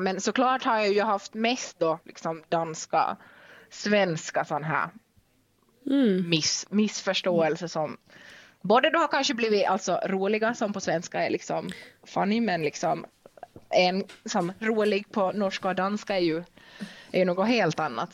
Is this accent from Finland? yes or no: yes; Vaasa, Ostrobothnia, Finland; accent: Finland Swedish; first language Finnish and Swedish; moved away as an adult; also born or lived in Denmark; uppvuxen i Vasa i Finland så det är ju helt finlandssvenskt och det hör ni nu, jag pratar finlandssvenska nu